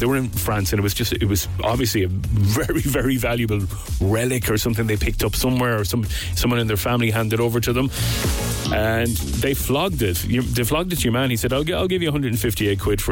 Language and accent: English; Castlebar, Connacht, Ireland; in my hometown, in Castlebar in Mayo